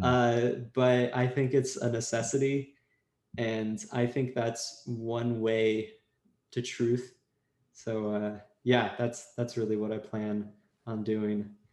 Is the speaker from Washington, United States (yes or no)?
yes; Washington, United States; now in Los Angeles, United States; I was in LA and I'm from Washington State originally. That's where all my family lives.